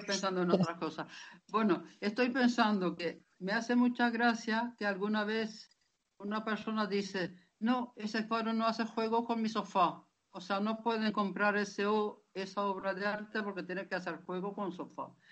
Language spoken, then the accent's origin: Spanish; Lapland, Norrbotten County, Sweden; yo soy de Laponia